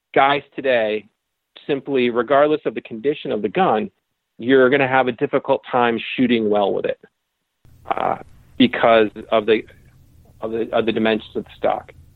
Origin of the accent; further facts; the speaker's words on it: Connecticut, United States; I grew up in Connecticut, um, and I lived in suburbia.